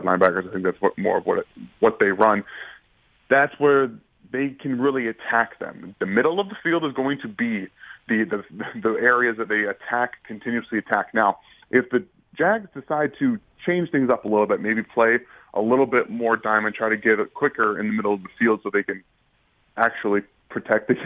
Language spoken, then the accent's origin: English; Michigan, United States; moved away; I'm from Michigan